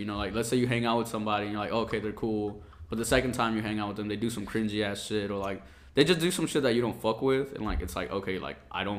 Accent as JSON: {"language": "English", "town": "Cancún", "region": "Quintana Roo", "country": "Mexico", "tie": "born or raised there", "moved": "yes", "lives_now": "Austin, United States", "said": "I was born in Cancun, so I'm not from the U.S."}